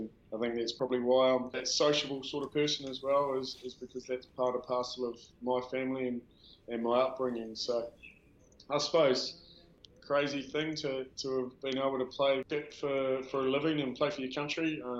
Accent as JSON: {"language": "English", "town": "Dunedin", "region": "Otago", "country": "New Zealand", "tie": "born or raised there", "said": "Just a South Dunedin lad, born and bred South Dunedin, Waterloo Street."}